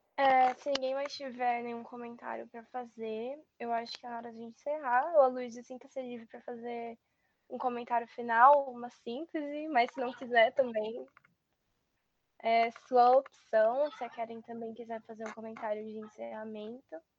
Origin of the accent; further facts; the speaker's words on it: São Paulo, Brazil; sou de Ermelino